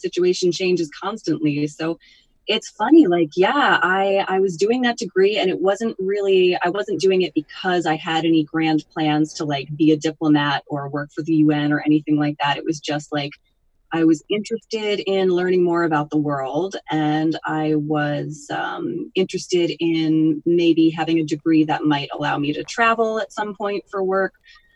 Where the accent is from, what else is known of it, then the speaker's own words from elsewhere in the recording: Northwest Connecticut, United States; now in Hudson Valley, United States; I grew up in Northwest Connecticut